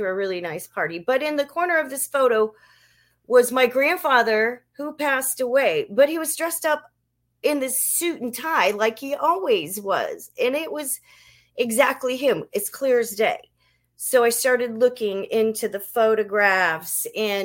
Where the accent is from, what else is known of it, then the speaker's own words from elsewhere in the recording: New Orleans, Louisiana, United States; When I was very young, I'm from New Orleans, and I lived in this nice house